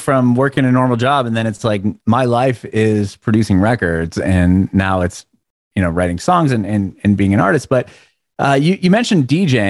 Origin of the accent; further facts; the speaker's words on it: San Diego, California, United States; I'm from San Diego and skateboarding skateboarding is huge.